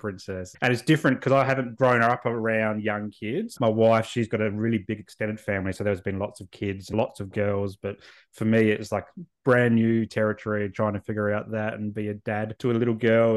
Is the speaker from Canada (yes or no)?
no; Adelaide, South Australia, Australia; also born or lived in Canberra; now in Southeast Queensland, Australia; I was born and raised in Adelaide.